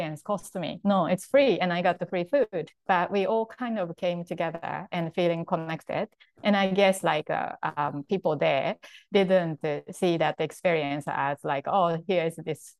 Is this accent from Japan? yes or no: yes; Japan; English is a second language; moved away as an adult; I grew up like in Japan, and then until like I was 20 or so, I really, you know, didn't know anything much but to Japan, and I didn't speak English